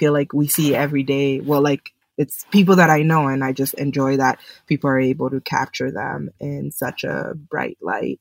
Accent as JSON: {"language": "English", "town": "Edmonton", "region": "Alberta", "country": "Canada", "tie": "born or raised there", "also_born_or_lived": "Congo / Ottawa / Montreal", "moved": "yes", "lives_now": "Toronto, Canada", "said": "I was born in Congo and was raised there for part of my childhood, and then my parents moved to Canada, and I was raised in Edmonton, Alberta."}